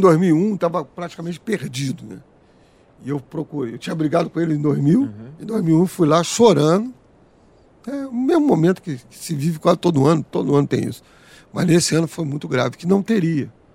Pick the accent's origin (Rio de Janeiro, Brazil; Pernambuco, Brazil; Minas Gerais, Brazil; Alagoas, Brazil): Rio de Janeiro, Brazil; also born or lived in Madureira, Rio de Janeiro; Eu nasci em Madureira, fui criado em Oswaldo Cruz.